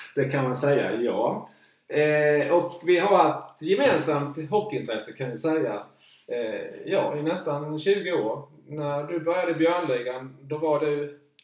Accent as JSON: {"language": "Swedish", "town": "Markaryd", "region": "Kronoberg County", "country": "Sweden", "tie": "born or raised there", "said": "när jag var 11-12 år så det fanns bara en utrink hemma i Markaryd."}